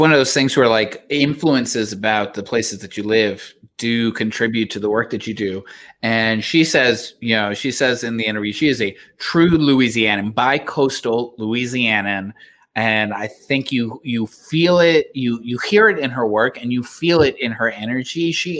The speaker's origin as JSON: {"language": "English", "town": "Laredo", "region": "Texas", "country": "United States", "tie": "born or raised there", "also_born_or_lived": "Austin / Houston", "moved": "as an adult", "lives_now": "San Antonio, United States", "said": "I grew up in Laredo, which is on the border. From there, I went to Austin, where I went to college and lived there for 5 years. From there, like most millennials my age do, I moved back in with my parents. So I lived in Laredo for 3 years."}